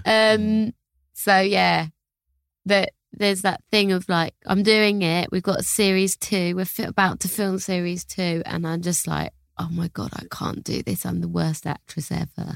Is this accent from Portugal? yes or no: no; London, United Kingdom; I'm from Hackney in London